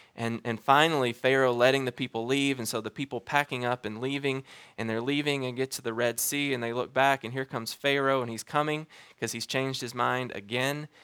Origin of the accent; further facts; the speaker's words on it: Alabama, United States; moved away as an adult; now in Wichita, United States; I'm from Alabama